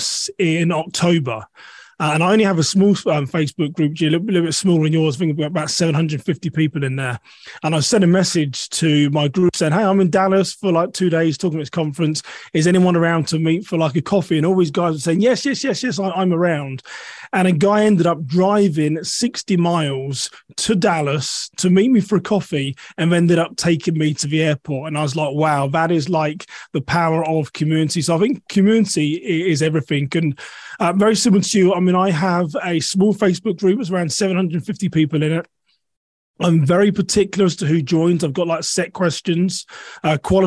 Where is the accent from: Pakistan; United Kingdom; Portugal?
United Kingdom; moved away as an adult; now in United States; I'm originally from a town west of London. I've lived in the US for 11 years now